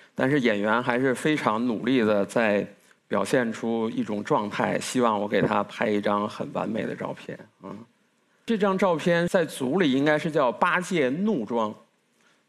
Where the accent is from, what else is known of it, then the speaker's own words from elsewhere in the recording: Beijing, China; 因为我从小就出生在北京，甚至我的大学也是在北京读的